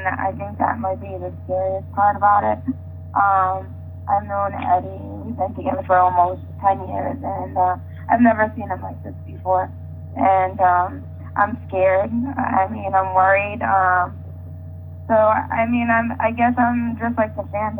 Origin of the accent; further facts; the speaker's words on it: New England, United States; I'm from New England